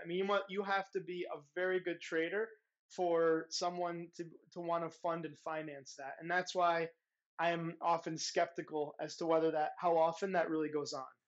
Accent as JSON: {"language": "English", "country": "United States", "moved": "yes", "lives_now": "Europe", "said": "I'm an American"}